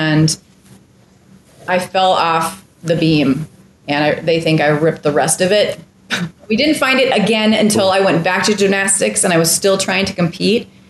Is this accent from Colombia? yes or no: no; Minneapolis, Minnesota, United States; moved away; Amazing schools. I mean, I was in the suburbs of Minneapolis.